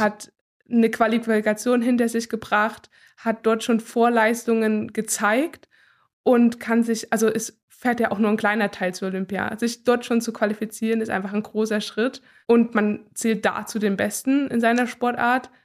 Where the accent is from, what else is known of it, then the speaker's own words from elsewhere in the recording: Gera, Thuringia, Germany; Ich bin gebürtige Gärin, also das ist meine Heimat und ich liebe sie sehr.